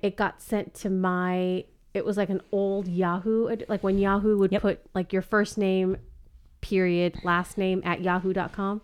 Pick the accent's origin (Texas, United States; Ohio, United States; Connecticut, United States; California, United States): California, United States; Ventura; I was born in Ventura, California